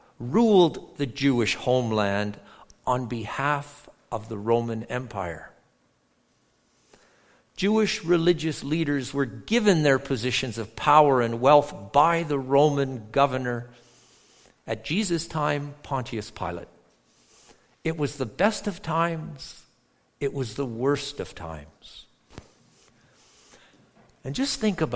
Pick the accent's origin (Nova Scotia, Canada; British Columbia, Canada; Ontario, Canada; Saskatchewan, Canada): Ontario, Canada; near Toronto; moved away; also born or lived in Edmonton, Alberta; I grew up near Toronto